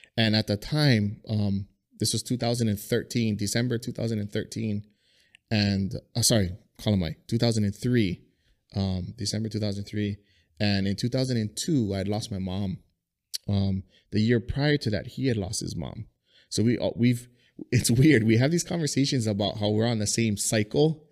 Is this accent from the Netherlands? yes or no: no; Kalu, Hawaii, United States; I grew up in Kalu